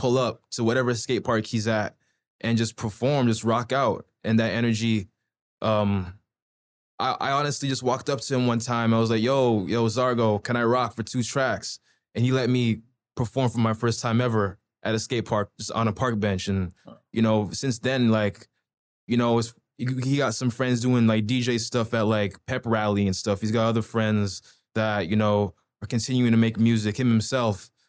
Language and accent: English; Toronto, Ontario, Canada; also born or lived in Pickering, Ontario / Durham Region; now in Ajax, Canada; when I was in Scarborough, I was, like, what, like, Midland and Finch, so damn near on the Markham ends